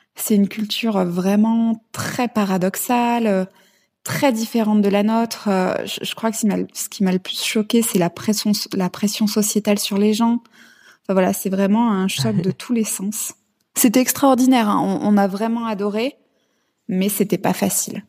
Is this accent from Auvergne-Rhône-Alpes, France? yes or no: yes; Clermont-Ferrand, Auvergne-Rhône-Alpes, France; moved away as an adult; also born or lived in India; now in Thailand; J'ai 33 ans, j'ai grandi à Clermont-Ferrand